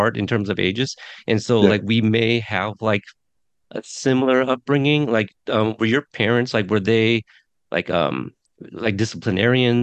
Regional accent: Texas, United States; now in Portland, United States; I was born in Texas, so like I was born in the continental U.S.

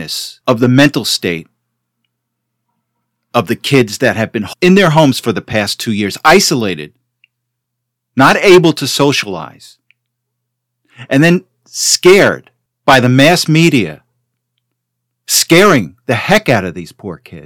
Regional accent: Teaneck, New Jersey, United States; I grew up in Teaneck

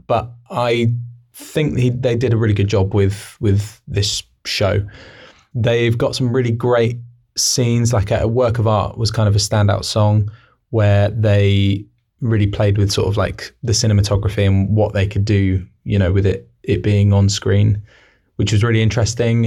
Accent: Newbury, South East England, United Kingdom; we're from Newbury

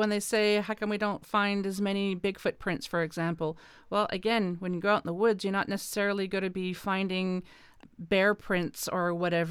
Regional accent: East Coast, Canada; now in Ontario, Canada; But I'm originally from the East Coast, now living in Ontario

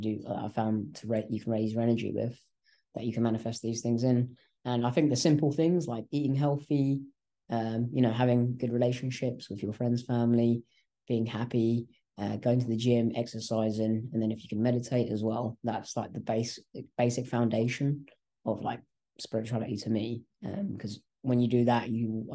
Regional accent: England, United Kingdom; first language English; also born or lived in Malaysia; I was born in Malaysia. And I came here when I was about 1.5 years old. Okay. And so I grew up in England. I only know how to speak English, really

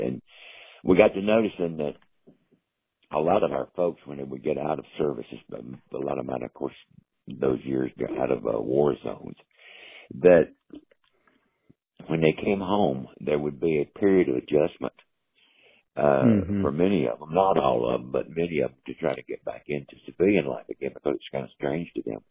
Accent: Wilmington, North Carolina, United States; born or raised there

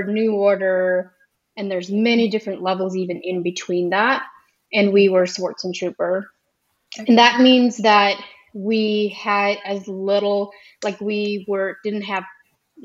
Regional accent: Ohio, United States; first language Pennsylvania Dutch; English is a second language; I grew up Amish in Ohio

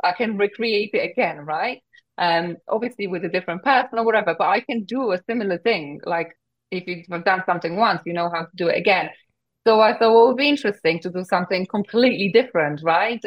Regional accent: Poland; English is a second language; moved away as an adult; now in United Kingdom; at the age of 20, I moved from Poland to the UK, didn't speak a word of English

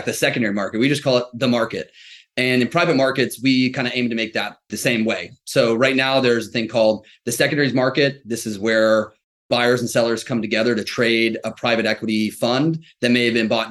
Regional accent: Ross, California, United States; I grew up in the San Francisco Bay Area, so heart of tech land. If you want to know the town, a little town called Ross, north of San Francisco

